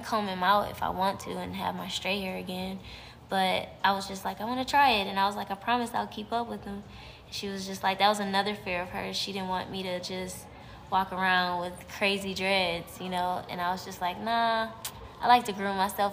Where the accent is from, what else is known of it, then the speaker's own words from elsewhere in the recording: Cleveland, Ohio, United States; moved away as an adult; also born or lived in Texas; I'm from Cleveland, Ohio